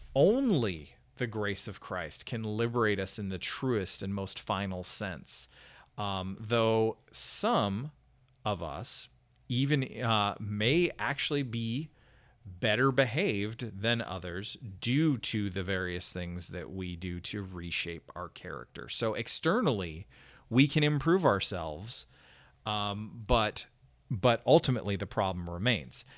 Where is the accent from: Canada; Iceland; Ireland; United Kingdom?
Canada; now in United States; my home country of Canada